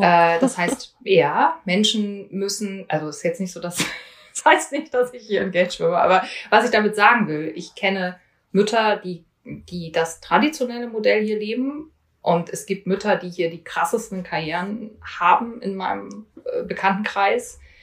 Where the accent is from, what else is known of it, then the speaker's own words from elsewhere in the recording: East Germany, Germany; moved away as an adult; now in Washington, United States; ich bin in Ostdeutschland groß geworden